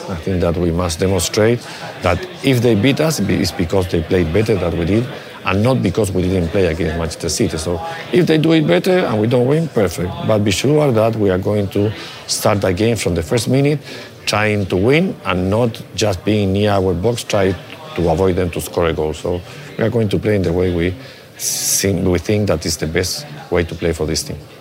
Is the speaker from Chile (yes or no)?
yes; Chile; English is a second language; moved away; I learned English because I studied in an English school in, in Chile when I was a little boy